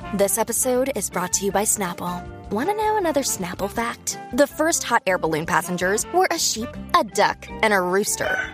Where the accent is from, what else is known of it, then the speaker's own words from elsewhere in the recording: Montreal, Quebec, Canada; now in Toronto, Canada; I'm from Montreal